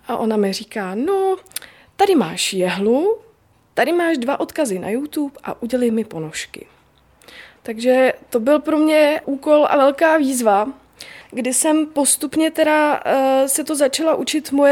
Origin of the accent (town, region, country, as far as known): Bohemia, Czechia